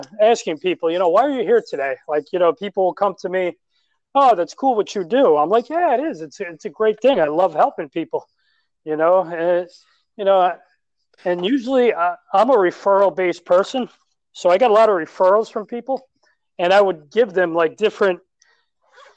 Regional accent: New York City, New York, United States; I'm from New York City

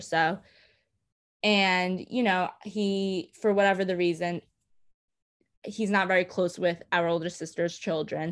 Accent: New York City, New York, United States; I grew up in Coney Island.

